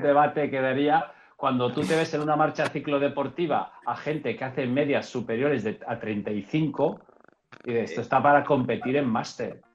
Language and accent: Spanish; Enguera, Valencian Community, Spain; desde mi pueblo, desde Enguera